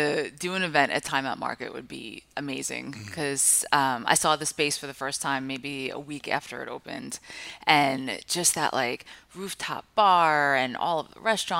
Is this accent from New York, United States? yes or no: yes; Five Towns, New York, United States; moved away as an adult; also born or lived in Oakland, California; I grew up in the Five Towns, which are right, like these small little towns right by Kennedy Airport.